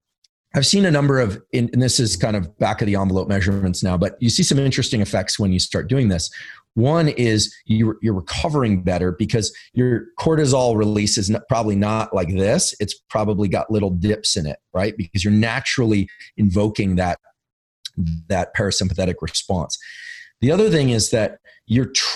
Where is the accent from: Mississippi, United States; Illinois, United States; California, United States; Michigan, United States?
California, United States; Silicon Valley; I'm from Silicon Valley. I live in Silicon Valley.